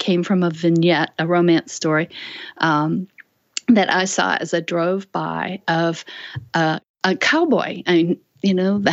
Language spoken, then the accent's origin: English; Illinois, United States; moved away; also born or lived in North Carolina / Washington, D.C. area; I grew up in Illinois